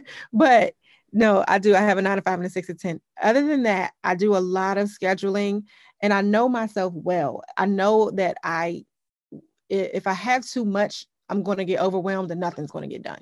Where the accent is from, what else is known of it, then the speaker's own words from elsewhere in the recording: Upper Marlboro, Maryland, United States; I grew up in Upper Marlboro, Maryland